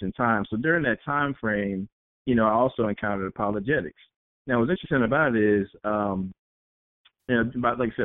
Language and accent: English; East Coast, United States; I'm from the East Coast